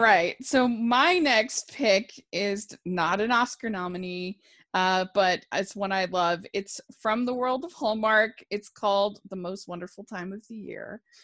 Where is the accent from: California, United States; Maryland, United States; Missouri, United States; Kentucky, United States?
Maryland, United States; I grew up in Maryland